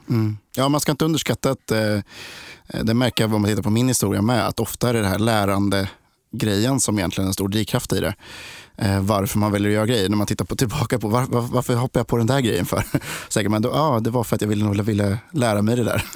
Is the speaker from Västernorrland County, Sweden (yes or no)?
no; Linköping, Östergötland, Sweden; Jag, jag är också från Linköping. Eller jag är från Linköping.